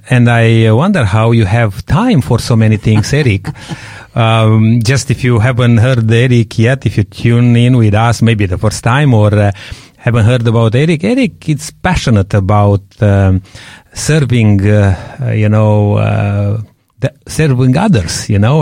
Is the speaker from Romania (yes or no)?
yes; Romania; moved away; growing up in Romania